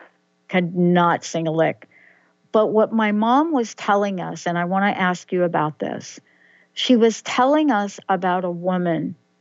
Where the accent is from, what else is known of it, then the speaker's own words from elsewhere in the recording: New York, United States; I'm a girl from the Bronx, New York, whose dad happened to remarry after my birth mom passed away.